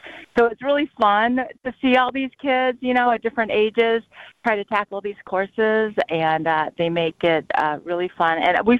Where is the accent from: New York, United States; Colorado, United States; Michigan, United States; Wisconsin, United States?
Wisconsin, United States; He goes, where are you from? And I said, Wisconsin.